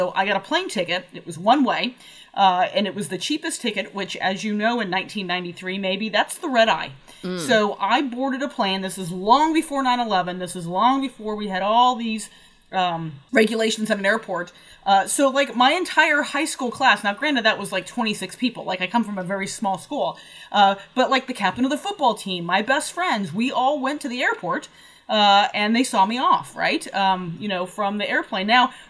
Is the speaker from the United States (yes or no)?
yes; West Coast, United States; I'm from the West Coast, where there's either a little bit of sagebrush and tumbleweeds or a lot of sagebrush and tumbleweeds. It's all desert all the time.